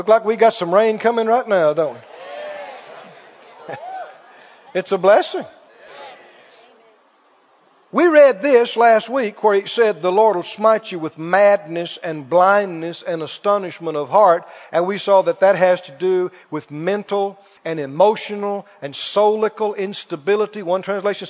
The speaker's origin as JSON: {"language": "English", "region": "Mississippi", "country": "United States", "tie": "born or raised there", "said": "my rural area where I grew up down in Mississippi"}